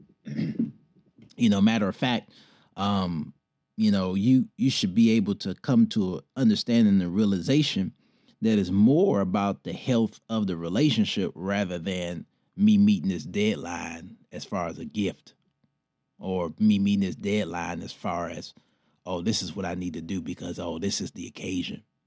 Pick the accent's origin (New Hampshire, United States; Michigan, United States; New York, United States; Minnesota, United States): Michigan, United States; Detroit; moved away; my hometown, Detroit